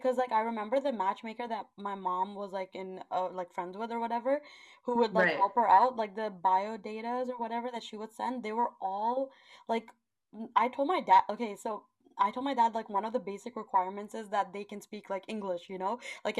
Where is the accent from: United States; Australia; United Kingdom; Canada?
Canada; I am Canadian. I will probably go there soon. My family lives there.